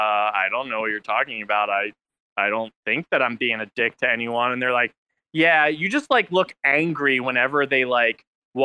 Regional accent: New Jersey, United States; also born or lived in Philadelphia; now in Utah, United States; I'm from New Jersey

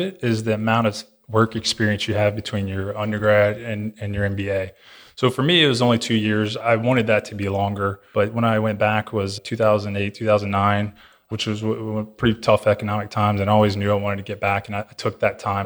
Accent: Louisiana, United States; growing up in Louisiana, it's pretty, pretty rural area

